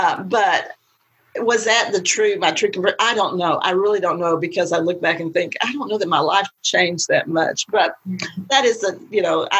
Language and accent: English; Bryan, Texas, United States; I was born in Bryan, Texas, lived my life there until I married my husband